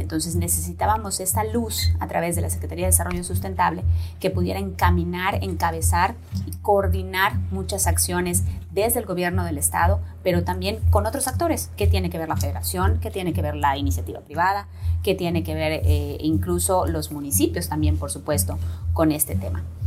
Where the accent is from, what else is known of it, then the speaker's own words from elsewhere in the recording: Yucatán, Mexico; nos ha faltado como yucatecos y yucatecas